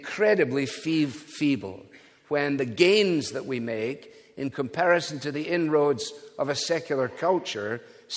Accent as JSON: {"language": "English", "region": "Scotland", "country": "United Kingdom", "said": "being a Scotsman"}